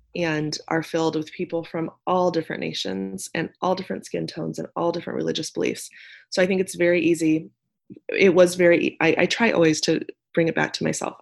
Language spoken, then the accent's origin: English; Nebraska, United States; moved away as an adult; I am from Nebraska. I'm a Nebraska native